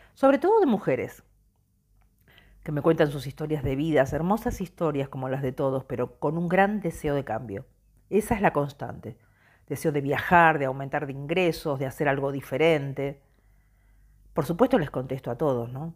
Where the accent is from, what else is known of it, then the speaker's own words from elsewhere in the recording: Argentina; moved away as an adult; Somos argentinos